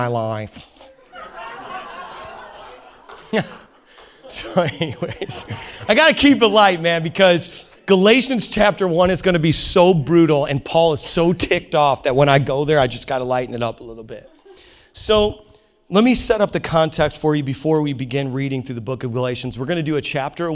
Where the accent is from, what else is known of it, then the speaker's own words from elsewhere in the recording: Indiana, United States; I'm a hillbilly from Indiana